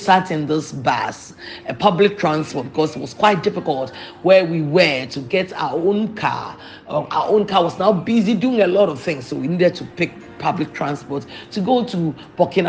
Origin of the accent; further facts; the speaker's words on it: Ghana; I come from a Anglophone country, so I come from Ghana, and I am not able to speak French.